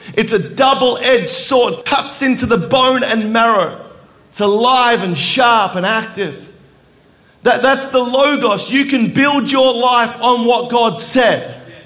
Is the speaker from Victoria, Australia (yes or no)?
yes; Melbourne, Victoria, Australia; I grew up in Melbourne, Australia, where Planet Shakers is from.